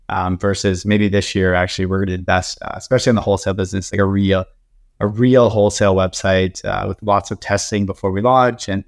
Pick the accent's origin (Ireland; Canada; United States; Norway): Canada; No, we're Canadian, so we're not we're not allowed.